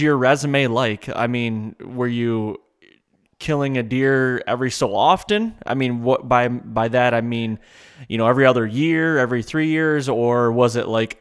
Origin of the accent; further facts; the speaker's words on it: Michigan, United States; I was born and raised here in Michigan